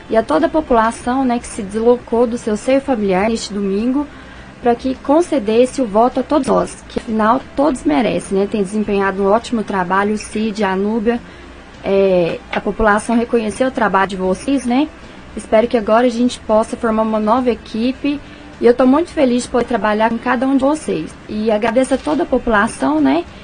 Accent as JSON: {"language": "Portuguese", "town": "Rio Paranaíba", "region": "Minas Gerais", "country": "Brazil", "tie": "born or raised there", "said": "especial para toda a população de Rio Paranaíba, as comunidades, em especial a Baité dos Mens, comunidade onde eu fui criada"}